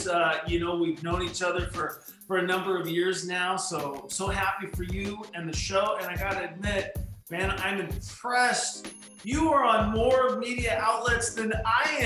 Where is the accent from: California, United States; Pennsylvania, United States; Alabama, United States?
California, United States; Orange; also born or lived in Yorba Linda, California; growing up in Orange County, and particularly in the city of Orange